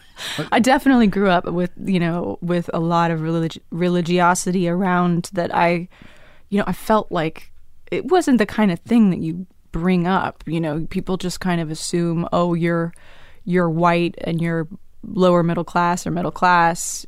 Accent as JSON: {"language": "English", "town": "Dallas", "region": "Texas", "country": "United States", "tie": "born or raised there", "also_born_or_lived": "Tulsa, Oklahoma / New York", "said": "I, I moved to Dallas when I was seven"}